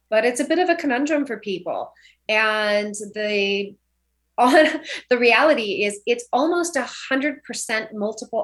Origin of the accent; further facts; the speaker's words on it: Orcutt, California, United States; also born or lived in Santa Ynez Valley / Napa; now in Santa Barbara, United States; I'm from a little town called Old Orchid, so that's North Santa Barbara County, and grew up on 3.5 acres